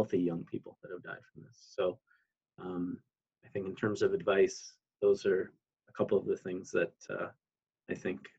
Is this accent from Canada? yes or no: yes; Canada; now in United States; my home country of Canada